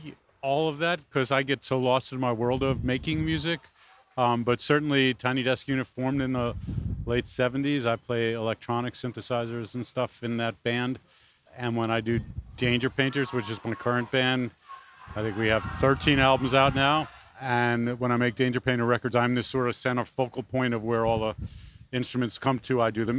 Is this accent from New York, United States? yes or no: yes; New York City, New York, United States; I grew up in Brooklyn.